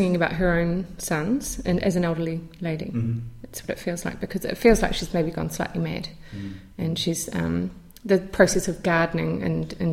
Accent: New Zealand; growing up in New Zealand

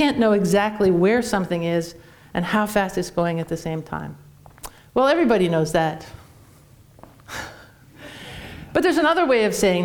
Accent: Canada; now in United States; I'm Canadian

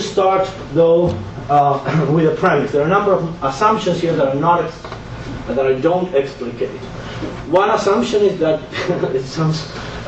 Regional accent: Buenos Aires, Argentina; English is a second language; now in United States; I was born and raised in Buenos Aires, Argentina, where I've lived a lot for many years in the United States

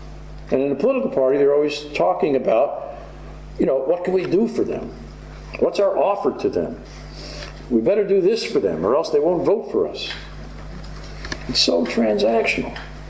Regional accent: New York City, New York, United States; I'm from New York City and on the street

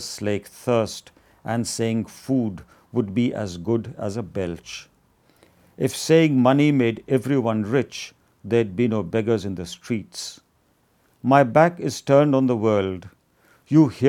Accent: India; also born or lived in Iowa City, United States; I had to return to India

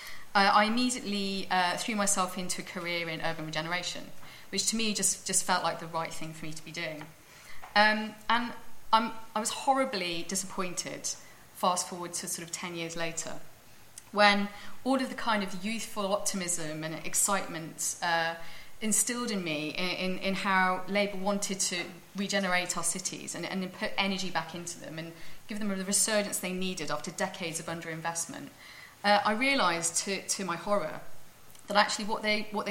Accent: Cardiff, Wales, United Kingdom; moved away as an adult; I grew up in Cardiff, as a great city

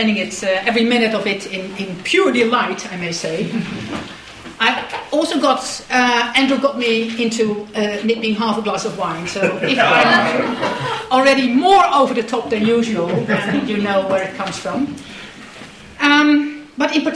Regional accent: Netherlands; I'm Dutch

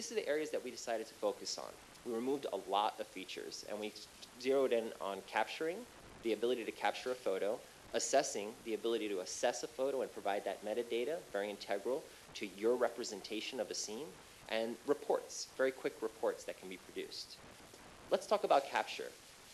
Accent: New York City, New York, United States; my hometown of Flushing, New York

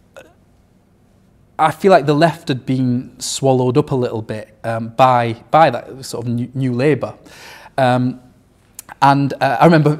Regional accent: Sheffield, Yorkshire and the Humber, United Kingdom; I grew up in Firth Park, a multicultural area on the outskirts of Sheffield

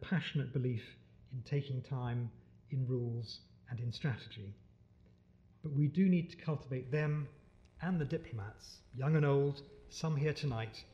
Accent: United Kingdom; also born or lived in Pakistan; as British people

